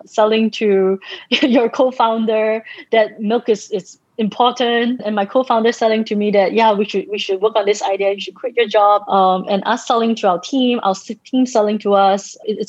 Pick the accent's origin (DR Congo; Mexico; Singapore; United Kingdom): Singapore; in the early days, I used to write like Jane Austen because I'm Singaporean and everything is so structured and formal.